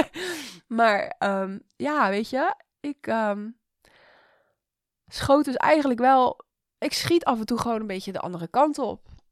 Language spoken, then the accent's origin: Dutch; Rotterdam, South Holland, Netherlands; ik ben een Rotterdammer